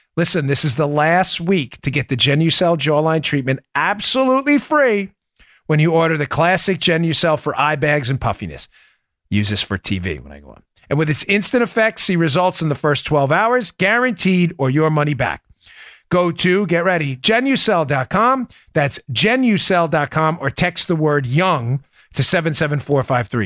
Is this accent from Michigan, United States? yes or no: no; New York, United States; accent: New York; my New York accent